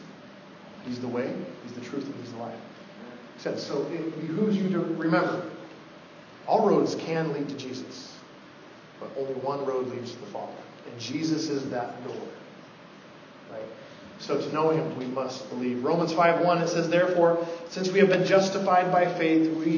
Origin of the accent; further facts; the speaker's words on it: Oregon, United States; I'm from Oregon. I was born in the late 70s